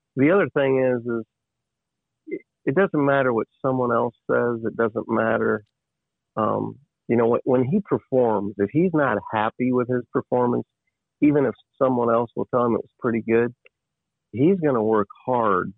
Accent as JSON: {"language": "English", "region": "Ohio", "country": "United States", "tie": "born or raised there", "said": "I was born and raised in Ohio"}